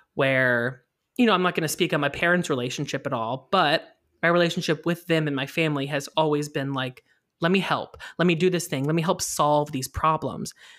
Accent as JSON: {"language": "English", "region": "Indiana", "country": "United States", "said": "I'm from Indiana"}